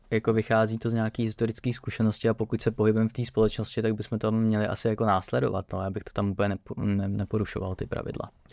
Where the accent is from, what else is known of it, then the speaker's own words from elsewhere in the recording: Czechia; jako Češi